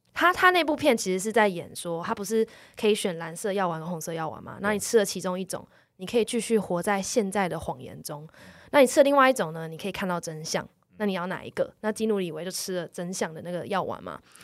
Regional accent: Taipei, Taiwan; 我从小就在这里。这个地方是我长大放松、快乐，但是也是有压力读书的地方

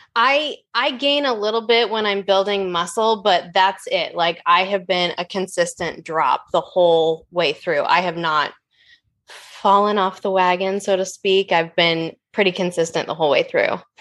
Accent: Oregon, United States; I'm from Oregon. It rains ten months of the year

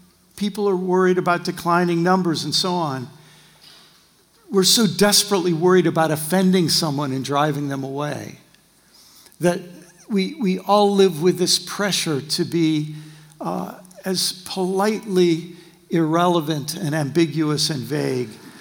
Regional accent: United States; by my accent, you'll know I'm from the far western colonies that went through a Brexit about in the 18th century

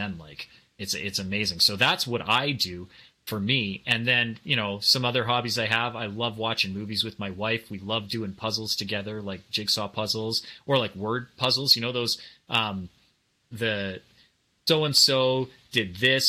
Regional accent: Canada; growing up in Canada

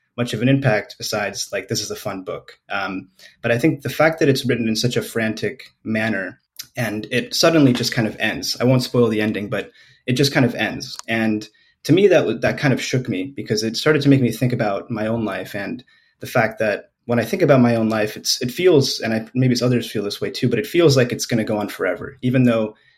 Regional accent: Los Angeles, California, United States; also born or lived in Spain; now in San Francisco, United States; I grew up mostly in Los Angeles, California

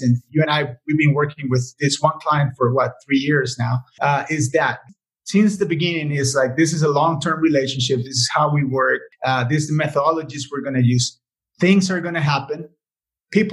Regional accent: Costa Rica; it's my hometown, right, my country

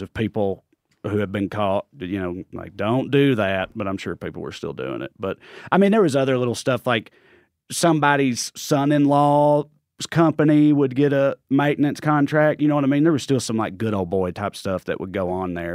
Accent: Clay County, Tennessee, United States; accent: Southern; moved away as an adult; also born or lived in Knoxville, Tennessee; now in Los Angeles, United States; I'm from Clay County, Tennessee

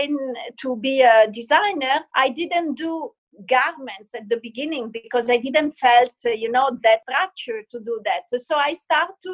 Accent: Turin, Piedmont, Italy; I was born in Torino, which is in Italy, which is a very classic and, let's say, bourgeois town

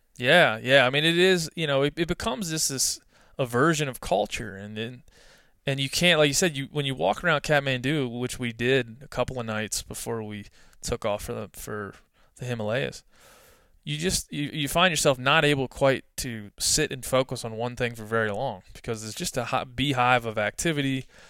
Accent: East Coast, United States; also born or lived in Texas; now in Bozeman, Montana, United States; originally from the East Coast

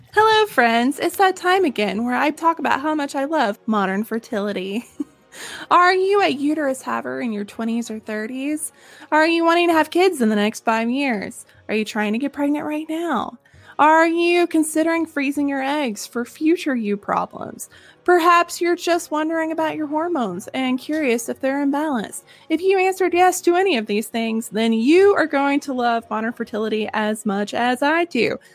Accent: near Silver Dollar City, Missouri, United States; Yeah, I grew up near Silver Dollar City

